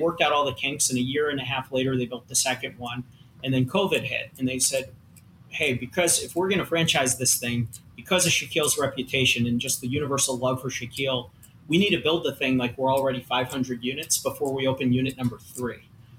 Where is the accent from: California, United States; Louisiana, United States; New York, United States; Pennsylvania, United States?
New York, United States; Long Island; Exactly. I lost it living in the Midwest. I'm a New Yorker. I grew up on Long Island, right?